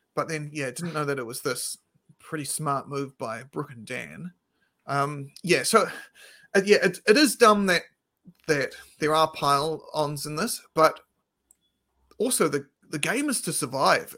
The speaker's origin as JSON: {"language": "English", "town": "Christchurch", "region": "Canterbury", "country": "New Zealand", "moved": "yes", "said": "we're both from Christchurch originally."}